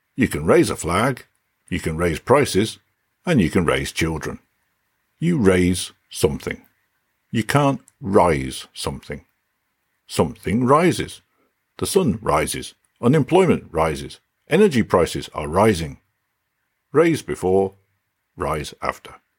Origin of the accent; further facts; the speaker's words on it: England, United Kingdom; now in Denmark; I typically refer to myself as British rather than English